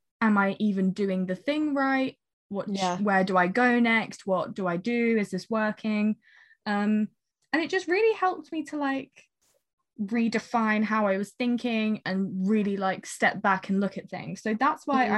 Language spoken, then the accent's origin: English; United Kingdom; as British people